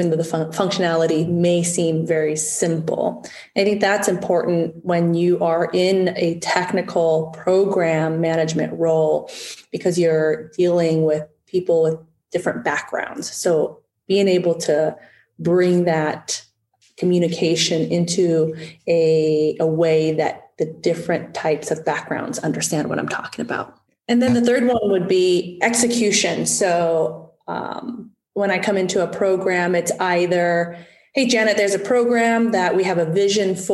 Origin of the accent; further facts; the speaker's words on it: United States; my parents are refugees from Vietnam after the Vietnam War, and coming to America